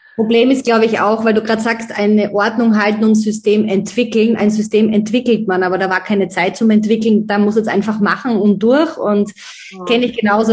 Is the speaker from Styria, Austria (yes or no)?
yes; Styria, Austria; now in Vienna, Austria; im Dorf in Dechenskirchen, so heißt mein Heimatdorf